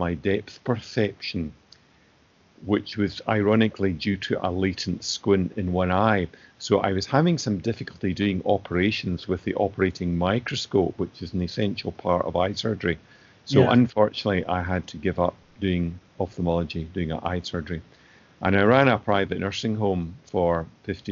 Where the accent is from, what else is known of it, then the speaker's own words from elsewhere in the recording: Greenock, Scotland, United Kingdom; I was born in Greenock in 1956, and my father was a GP.